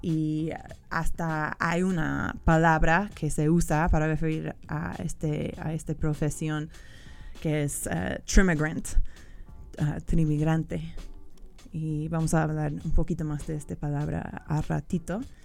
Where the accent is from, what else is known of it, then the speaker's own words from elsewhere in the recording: California, United States; Spanish is a second language; now in Mexico; yo soy de California, del estado de California